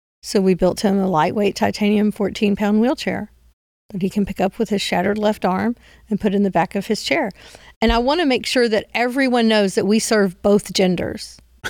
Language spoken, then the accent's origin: English; Hillsboro, Texas, United States; Well, I'm from Hillsboro.